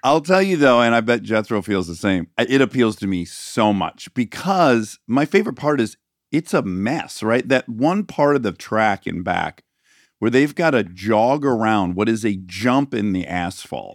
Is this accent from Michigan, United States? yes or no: yes; Michigan, United States; growing up in Michigan on icy roads for half the year